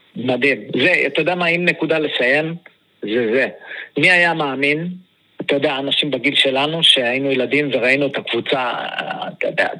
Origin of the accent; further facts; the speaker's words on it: Beersheba, Southern District, Israel; כשהיינו ילדים, כל הילדים היו הולכים לחוג כדורגל של הפועל באר שבע